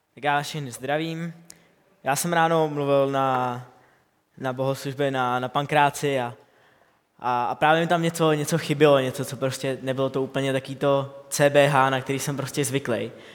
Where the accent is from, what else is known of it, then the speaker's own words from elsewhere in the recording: Bohemia, Czechia; u nás v Čechách